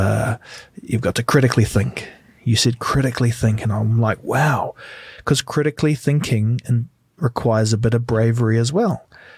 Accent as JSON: {"language": "English", "country": "New Zealand", "said": "because I'm massive and I come from New Zealand"}